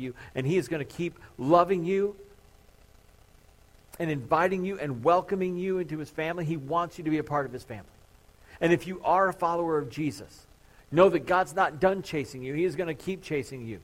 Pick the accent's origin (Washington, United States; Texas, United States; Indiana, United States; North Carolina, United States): Indiana, United States; Crown Point; growing up in Crown Point